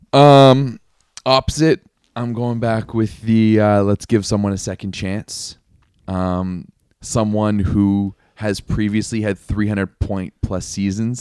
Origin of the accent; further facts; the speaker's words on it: Canada; I'm Canadian. We're sitting pretty up here